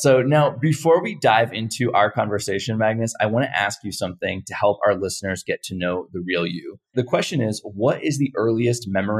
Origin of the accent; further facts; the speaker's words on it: St. Petersburg, Florida, United States; I grew up in St. Petersburg, Florida, and so we had the Dali Museum right there.